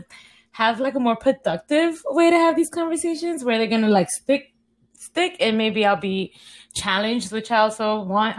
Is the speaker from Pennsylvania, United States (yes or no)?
no; New York City, New York, United States; I grew up in Harlem, still live in Harlem, pretty much a Harlem girl.